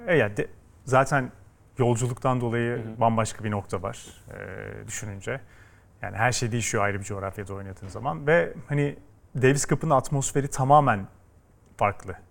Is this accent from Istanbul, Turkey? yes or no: no; İzmir, Turkey; ben İzmir'de büyüdüm